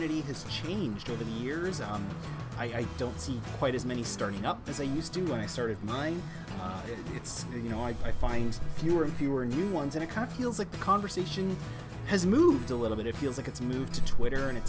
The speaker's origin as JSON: {"language": "English", "town": "Toronto", "region": "Ontario", "country": "Canada", "tie": "born or raised there", "said": "my hometown of Toronto"}